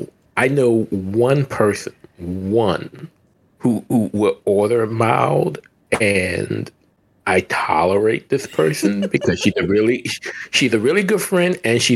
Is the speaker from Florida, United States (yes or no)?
no; New Orleans, Louisiana, United States; As someone born and raised in New Orleans, where Popeyes was born